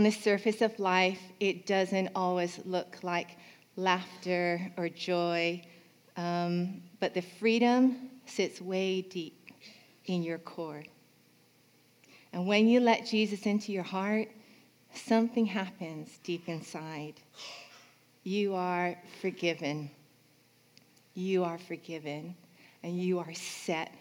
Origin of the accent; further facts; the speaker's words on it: California, United States; When I was young, I grew up in California